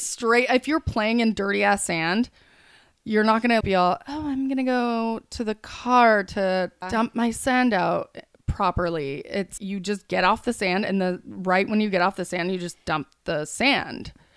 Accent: California, United States; we grew up in California, which is not Arkansas

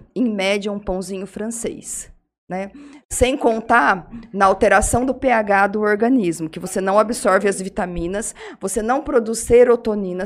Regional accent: Jales, São Paulo, Brazil; also born or lived in Mogi das Cruzes; Eu sou de Jales. Eu nasci aqui, minha família toda é daqui

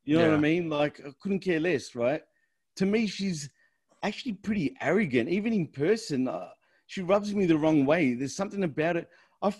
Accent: Australia; And I'm Australian.

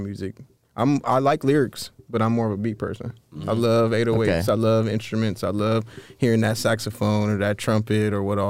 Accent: Ohio, United States; I'm from Ohio.

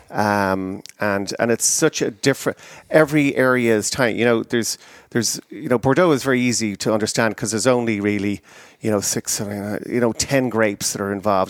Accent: Ireland; moved away as an adult; now in United States; I emigrated from Ireland to America in nineteen ninety-three.

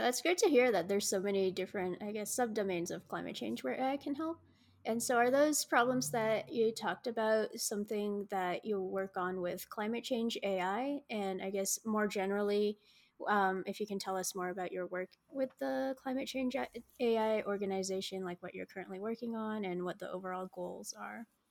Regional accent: United States; growing up in American schooling here

